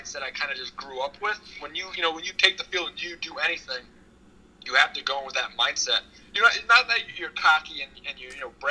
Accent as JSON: {"language": "English", "area": "Long Island", "region": "New York", "country": "United States", "tie": "born or raised there", "said": "I'm from Long Island, where I am now"}